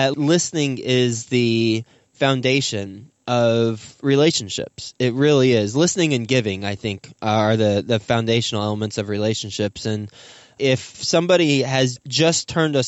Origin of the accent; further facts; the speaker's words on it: Flint, Michigan, United States; I was born in Flint, Michigan